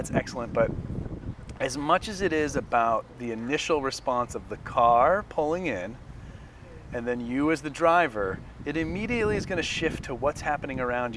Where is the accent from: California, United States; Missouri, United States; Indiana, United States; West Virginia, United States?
California, United States; Northern; I grew up in Northern California